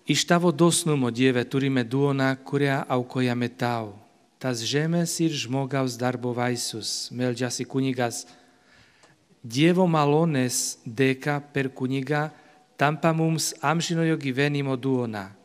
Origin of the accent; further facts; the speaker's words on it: Slovakia; moved away; esu iš Slovakijos vynuogino krašto